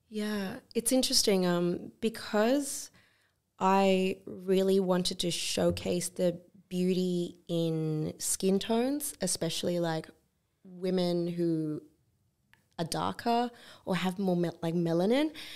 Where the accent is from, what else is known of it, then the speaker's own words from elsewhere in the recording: Australia; growing up in Australia